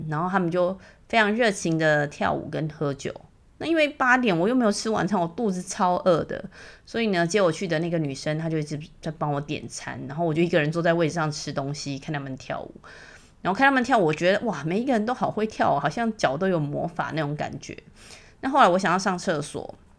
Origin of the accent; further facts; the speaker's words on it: Taiwan; now in Singapore; 我来自台湾